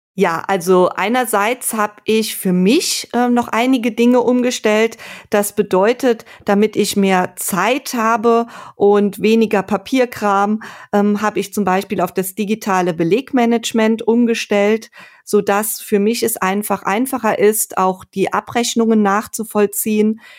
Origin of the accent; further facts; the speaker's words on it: Sankt Aldegund, Rhineland-Palatinate, Germany; also born or lived in Geisenheim; Aufgewachsen bin ich in St. Aldigund in einem Weinort an der Mosel